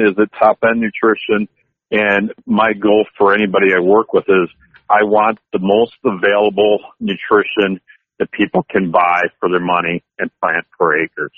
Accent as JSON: {"language": "English", "town": "Columbus", "region": "Wisconsin", "country": "United States", "tie": "born or raised there", "said": "my hometown uh, area there by Columbus, Wisconsin, which is 30 miles uh, northeast of Madison"}